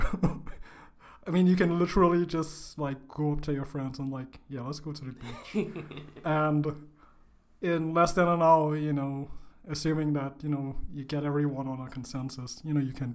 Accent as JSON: {"language": "English", "country": "Trinidad & Tobago", "tie": "born or raised there", "moved": "yes", "lives_now": "United States", "said": "So I'm from Trinidad. That's where I grew up, and it's in the Caribbean."}